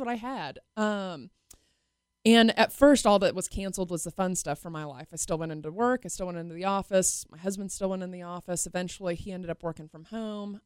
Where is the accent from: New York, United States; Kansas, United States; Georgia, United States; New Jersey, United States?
Kansas, United States; Wichita; I'm born and raised in Wichita.